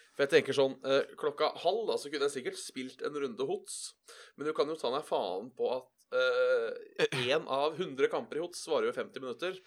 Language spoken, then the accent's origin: Norwegian; Buskerud, Norway; hjem, for da var det ca. en time fra ådalen